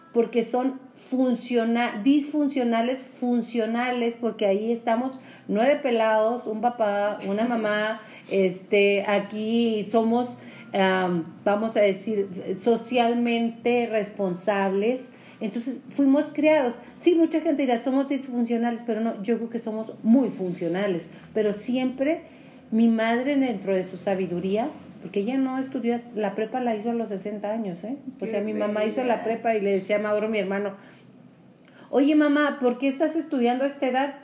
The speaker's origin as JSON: {"language": "Spanish", "town": "Julimes", "region": "Chihuahua", "country": "Mexico", "tie": "born or raised there", "said": "yo soy de Julimes"}